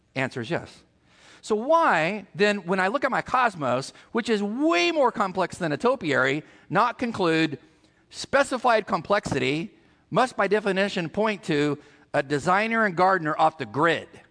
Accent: California, United States; moved away; where we're from California

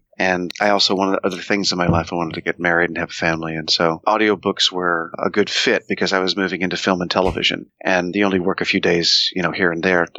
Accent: Oklahoma City, Oklahoma, United States; I grew up in Oklahoma City, Oklahoma, smack in the middle of the United States

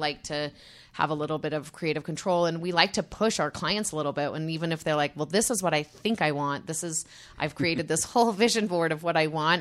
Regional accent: Utah, United States; I grew up in Utah

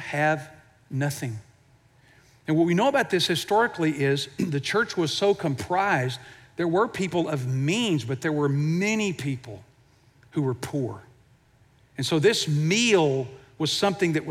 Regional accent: Houston, Texas, United States; I grew up in Houston

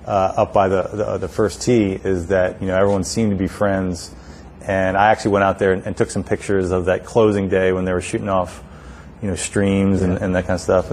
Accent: Montgomery County, Maryland, United States; I grew up in Montgomery County, but lived in this area, most of my life

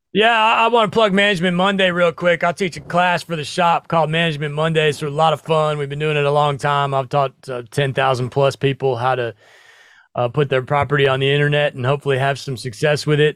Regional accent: Nebraska, United States; I grew up in the Midwest. I grew up in Nebraska

